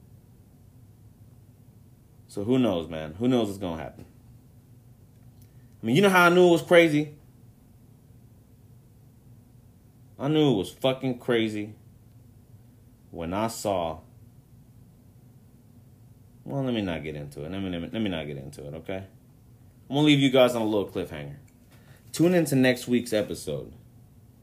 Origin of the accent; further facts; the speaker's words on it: Mexico; to my people, to my home country